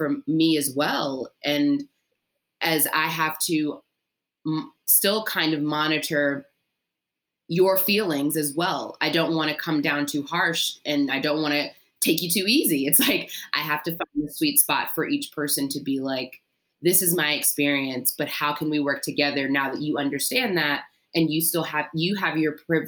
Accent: Maryland, United States; moved away as an adult; also born or lived in Mississippi / Memphis, Tennessee; now in New York, United States; I grew up in Maryland in a predominantly white neighborhood and went to predominantly white schools

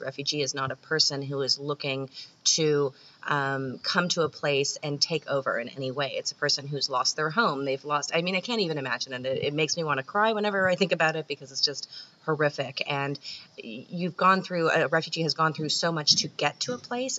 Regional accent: Canada; I'm Canadian

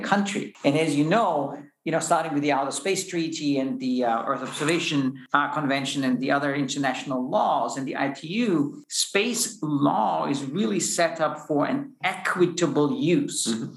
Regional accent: Austria; moved away as an adult; also born or lived in United States; now in Luxembourg; I'm originally from Austria, a physicist

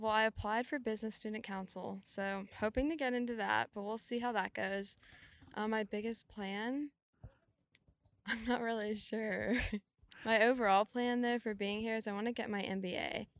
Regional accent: Keller, Texas, United States; Well, it's North Texas, like Keller, Texas. It's about 30 minutes away from Denton.

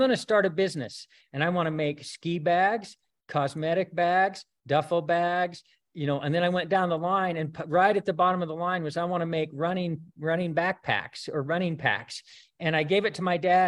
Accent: Rexburg, Idaho, United States; I grew up in Rexburg

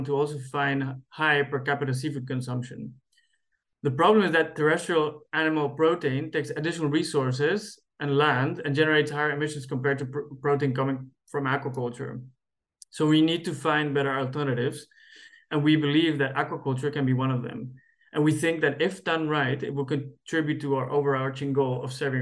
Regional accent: Cali, Valle del Cauca, Colombia; moved away; I come from Cali, Colombia, and salsa is definitely part of the culture

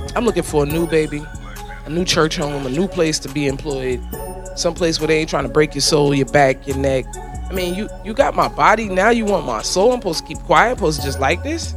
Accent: the North, United States; now in Florida, United States; I'm from the North

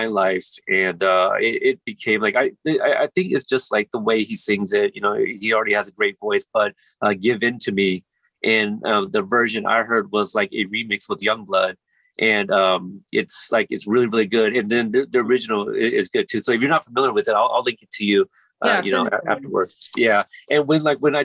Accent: Portland, Oregon, United States; also born or lived in Corpus Christi, Texas; I was born in Texas, but I grew up in Portland, Oregon

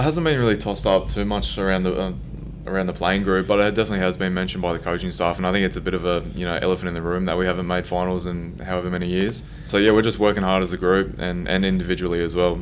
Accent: Gold Coast, Queensland, Australia; moved away; I grew up on the Gold Coast, I guess not too far from Brisbane

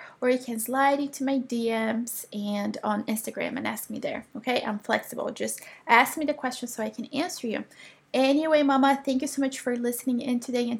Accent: Brazil; moved away; So Philippa, you guys, she lives in Spain and I'm actually moving to Portugal. Yeah, I'm so excited. So I'm originally from Brazil, and my husband is from Italy. So, and I have been wanting to live in Europe for almost a decade now.

